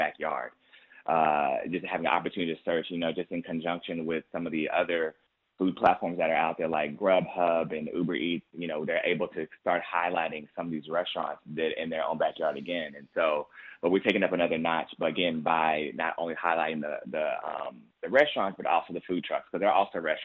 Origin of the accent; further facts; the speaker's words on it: Austin, Texas, United States; now in Houston, United States; I'm a man from Austin, Texas